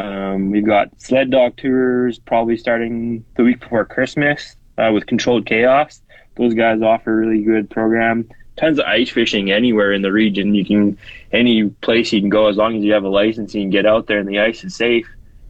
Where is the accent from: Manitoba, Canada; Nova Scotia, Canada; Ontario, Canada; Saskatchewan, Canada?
Saskatchewan, Canada; Saskatoon; moved away as an adult; also born or lived in Lower Mainland, British Columbia; now in Wood Buffalo, Canada; I grew up in Saskatchewan and Saskatoon and spent a lot of our winters and summers in northern Saskatchewan at our cabin.